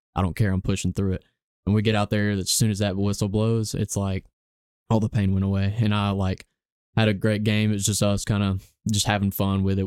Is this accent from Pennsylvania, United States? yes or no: no; Gadsden, Alabama, United States; I've grown up here in Gadsden, Alabama my whole life